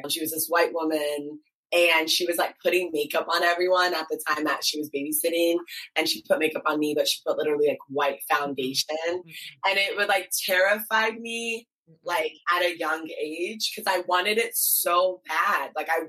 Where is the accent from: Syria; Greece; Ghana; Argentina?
Ghana; And my parents, like I'm Ghanaian. I was not wearing nail polish.